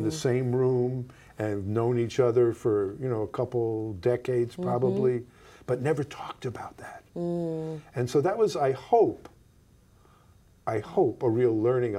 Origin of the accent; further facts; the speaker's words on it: New York, United States; where I grew up in New York, the biggest differences weren't, there were huge differences between like the Jewish families and the Italian Catholic families.